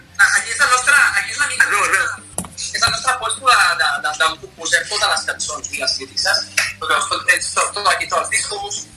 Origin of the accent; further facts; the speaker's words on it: Vilassar de Dalt, Catalonia, Spain; Jo sóc de Vilassar de Dalt